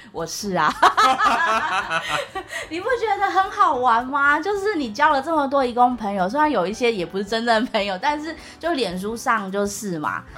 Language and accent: Chinese; Taiwan; 我们台湾人这样生活